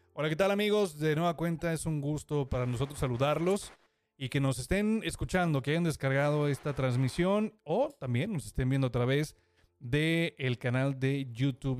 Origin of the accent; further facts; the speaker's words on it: Mexico; uno como mexicano